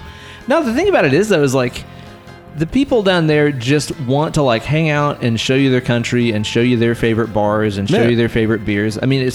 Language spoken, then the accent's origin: English; the South, United States; if we're from the South and we're this hospitable